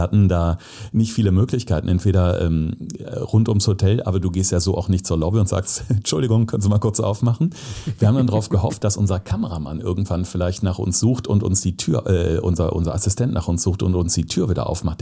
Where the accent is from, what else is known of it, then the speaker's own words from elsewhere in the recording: North Rhine-Westphalia, Germany; also born or lived in Zeeland (summer holidays); Also ich bin äh, auf dem Dorf groß geworden als Kind, also oder auf dem Land am Niederrhein, unweit der niederländischen Grenze